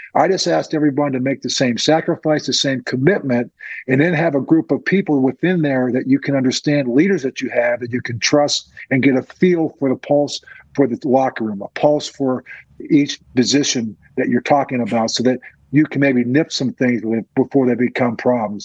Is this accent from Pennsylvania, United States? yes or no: yes; Crafton, Pennsylvania, United States; I grew up in Crafton.